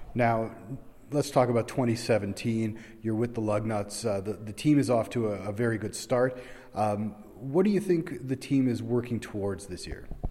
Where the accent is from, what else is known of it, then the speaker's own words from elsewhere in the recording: Toronto, Ontario, Canada; I'm from Toronto